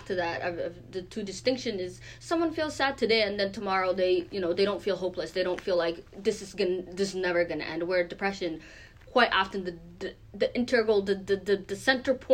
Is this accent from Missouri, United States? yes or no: no; Maine, United States; also born or lived in Kenya; I was born in Kenya, but I was raised mainly in the U.S. In the last 10 years or so, specifically in Maine. And I went, you know, through the middle school here, the high school here, and even college here